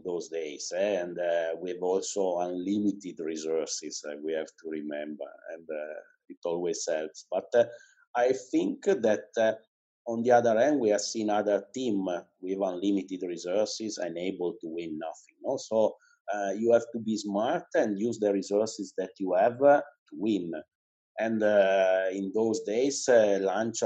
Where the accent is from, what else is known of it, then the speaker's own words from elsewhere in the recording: Cuneo, Piedmont, Italy; English is a second language; now in Turin, Italy; I was born in Cuneo. That is a town that is 80 kilometers away from Cuneo. It's in the mountains, basically. But from when I was 18, I moved to Turin